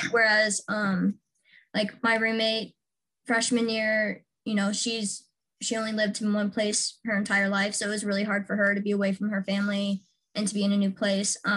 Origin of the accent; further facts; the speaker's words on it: Washington, United States; I am from Washington State. I'm kind of from all over, um, but Washington is where I went to high school and lived the longest